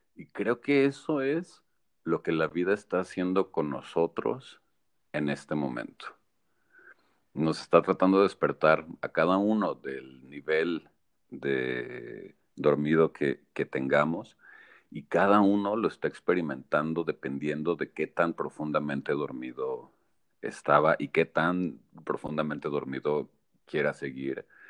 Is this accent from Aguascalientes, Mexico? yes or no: yes; Aguascalientes, Mexico; moved away; also born or lived in Monterrey, Mexico / Toronto, Canada; Yo soy orgullosamente aguascalentense, hidrocálido.